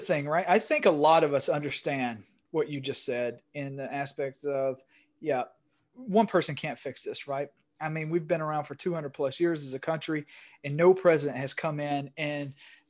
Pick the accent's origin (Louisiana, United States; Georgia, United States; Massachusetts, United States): Georgia, United States; Northeast; I'm from Northeast Georgia. I sound like a white male from Northeast Georgia